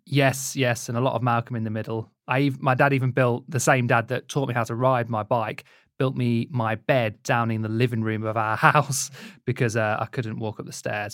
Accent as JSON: {"language": "English", "town": "Leicester", "region": "East Midlands", "country": "United Kingdom", "tie": "born or raised there", "said": "I grew up in Leicester"}